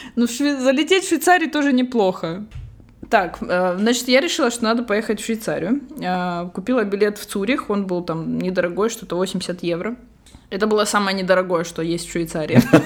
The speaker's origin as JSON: {"language": "Russian", "country": "Russia", "moved": "yes", "lives_now": "Barcelona, Spain", "said": "я вообще русская, но живу в Барселоне."}